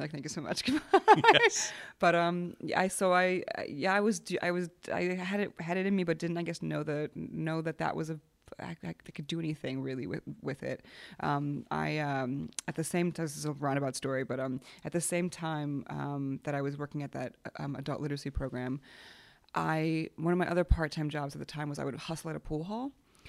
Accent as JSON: {"language": "English", "country": "Poland", "tie": "born or raised there", "said": "I grew up, I was born in Poland, and my grandfather was a painter, but to be a painter in Poland under communism was a very specific."}